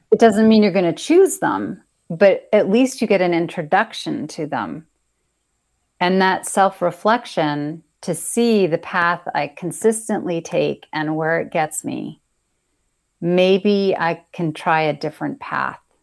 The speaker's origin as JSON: {"language": "English", "country": "United States", "said": "being an American"}